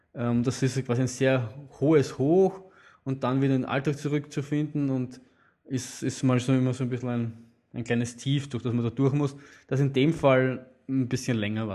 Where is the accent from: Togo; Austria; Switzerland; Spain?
Austria; Vienna; Aber wir Wiener nehmen uns, uns oft heraus, Berge, die eigentlich nicht zu unserem Bundesland gehören, trotzdem als Wiener, Wiener Hausberger zu bezeichnen.